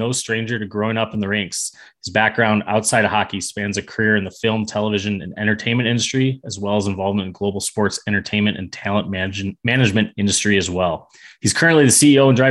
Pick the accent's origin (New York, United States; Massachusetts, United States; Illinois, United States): Illinois, United States; Chicago; So I grew up in Chicago also. North of the city there.